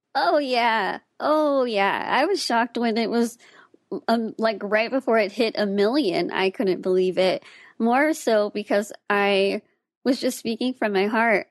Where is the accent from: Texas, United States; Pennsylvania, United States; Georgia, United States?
Texas, United States; Austin; I was born and raised in Austin, Texas